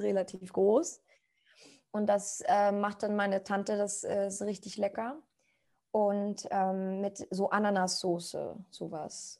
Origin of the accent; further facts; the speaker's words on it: Costa Rica; German is a second language; moved away as an adult; now in Germany; ich komme aus Costa Rica. Ich bin seit sechs Jahren in Deutschland